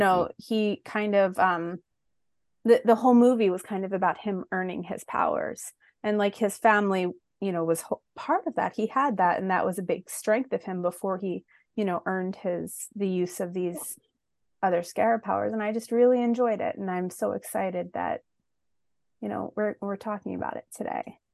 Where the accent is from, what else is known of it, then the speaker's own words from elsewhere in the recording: Philadelphia, Pennsylvania, United States; I'm from Philly